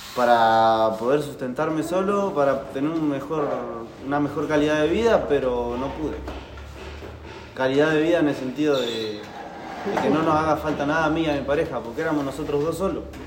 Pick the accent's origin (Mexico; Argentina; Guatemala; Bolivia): Argentina; Carlos Casares, Buenos Aires Province; abrí una mini empresa que era un delivery online de golosinas en mi pueblo, en Carlos Casares